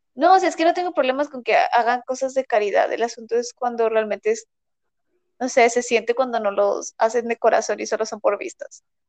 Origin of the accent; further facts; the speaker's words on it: Mexico; ya decimos que somos de México